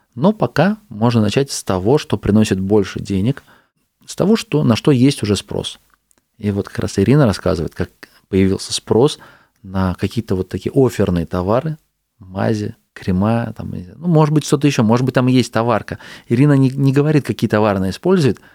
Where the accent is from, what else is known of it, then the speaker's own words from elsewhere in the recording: Astrakhan, Astrakhan Oblast, Russia; also born or lived in Saint Petersburg; Я сейчас из Питера вернулся в свой город, в Астрахань